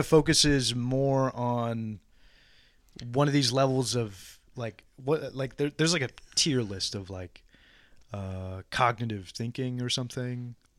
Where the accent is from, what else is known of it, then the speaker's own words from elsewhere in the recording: San Antonio, Texas, United States; San Antonio